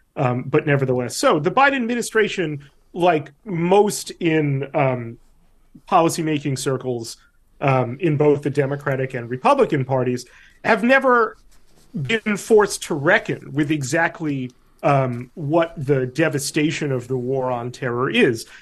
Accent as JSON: {"language": "English", "region": "New York", "country": "United States", "said": "I'm also an American and a New Yorker"}